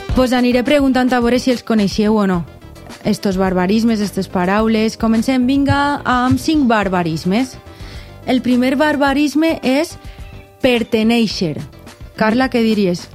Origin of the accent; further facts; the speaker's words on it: Belgium; first language French; Catalan is a second language; la meva llengua materna és el francès, parle també anglès, eh, holandès, eh, perquè, perquè sóc de Bèlgica